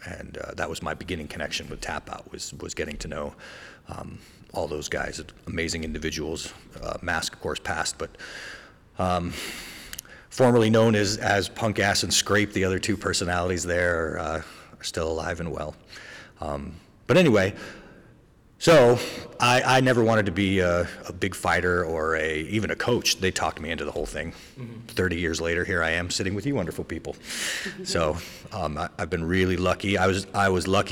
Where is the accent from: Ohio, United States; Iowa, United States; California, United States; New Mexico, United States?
New Mexico, United States; Albuquerque; I grew up in the South Valley of Albuquerque, New Mexico